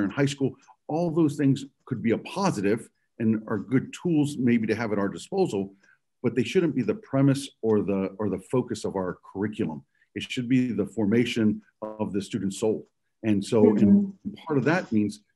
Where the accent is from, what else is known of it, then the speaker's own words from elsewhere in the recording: Houston, Texas, United States; moved away as an adult; now in Northwest Arkansas, United States; I'm not a native Houstonian, but I was raised in Houston, Texas.